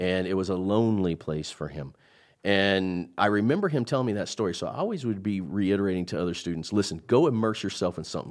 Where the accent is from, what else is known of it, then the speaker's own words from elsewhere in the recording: Midwest, United States; I'm from the Midwest